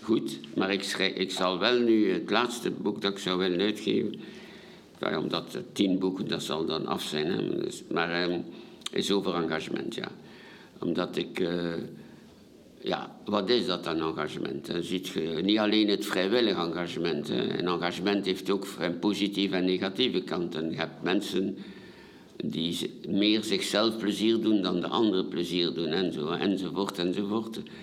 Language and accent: Dutch; Ostend, Flanders, Belgium; also born or lived in Paris, France; als Vlaming, als Belgen